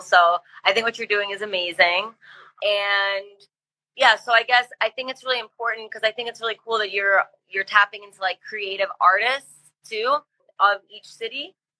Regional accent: New York, United States; growing up in New York, everybody around me was from a different culture.

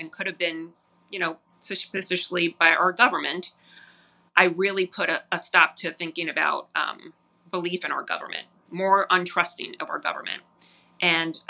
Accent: New York, United States; growing up in New York

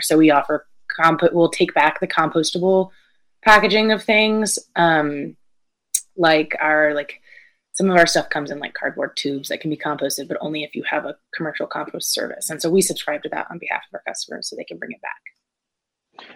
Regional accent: Brevard, North Carolina, United States; also born or lived in Connecticut; very much from western north carolina raised in brevard

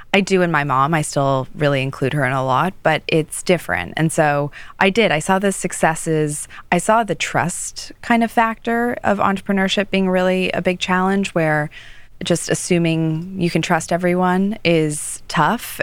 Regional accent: Toronto, Ontario, Canada; moved away as an adult; now in New York, United States; I grew up in Toronto

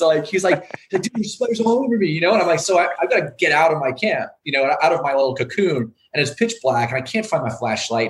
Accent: Maine, United States; also born or lived in Northeast United States; And I was born in Maine and I've lived in the Northeast.

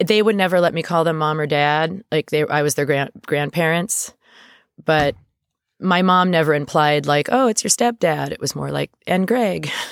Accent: Thousand Oaks, California, United States; I grew up in Thousand Oaks

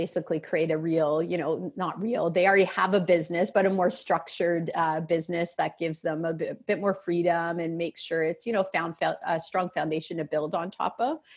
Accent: Peterborough, Ontario, Canada; also born or lived in Toronto area, Ontario; Until I was in grade four, I grew up in Peterborough, which is a city that both of my parents and both of their parents are from

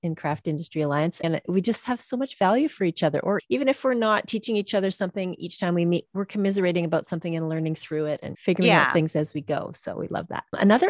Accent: Canada; It's even as a Canadian

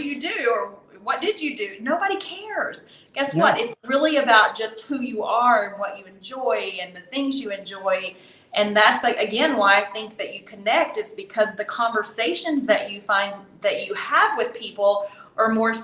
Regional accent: Texas, United States; moved away as an adult; now in Nicaragua; I grew up in Texas

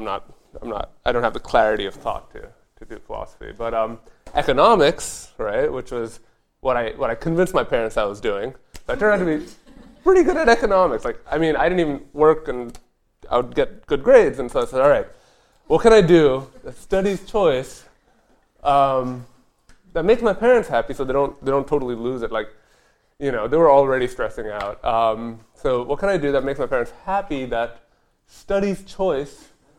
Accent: India; English is a second language; I'm from India originally. My father was a mid-level diplomat for the Indian Embassy Corps. So we moved around the world

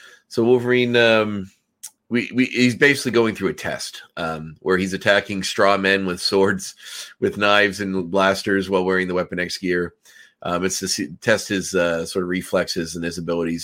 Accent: Canada; as a Canadian

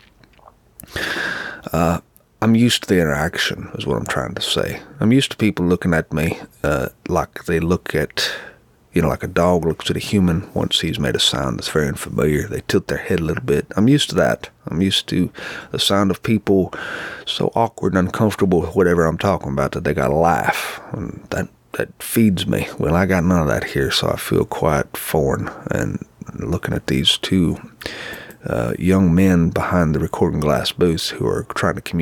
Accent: the South, United States; being a Southerner

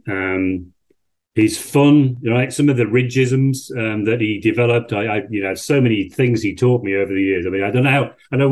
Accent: Yorkshire and the Humber, United Kingdom; moved away as an adult; also born or lived in France / Germany; I'm an Englishman, a Yorkshireman from the north of England. I was brought up in a small village in Yorkshire, population 1,000.

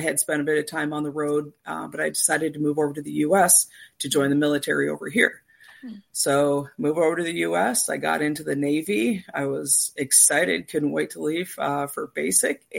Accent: Canada; moved away as an adult; now in United States; I'm originally from Canada

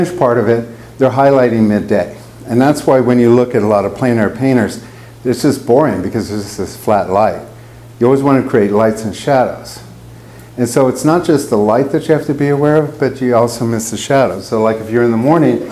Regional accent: United States; moved away; I grew up in Lake Tahoe

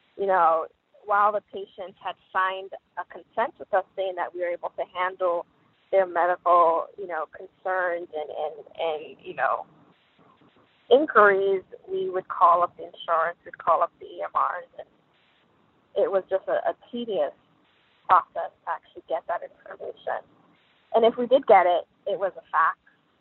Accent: New York City, New York, United States; I grew up in New York City.

